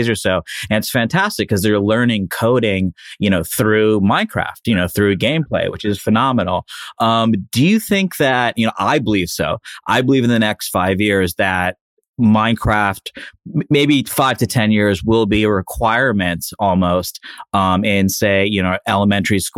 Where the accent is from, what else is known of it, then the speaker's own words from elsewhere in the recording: Miami, Florida, United States; I'm from Miami